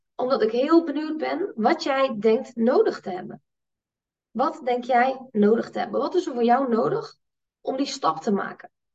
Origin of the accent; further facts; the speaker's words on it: Netherlands; als Nederlanders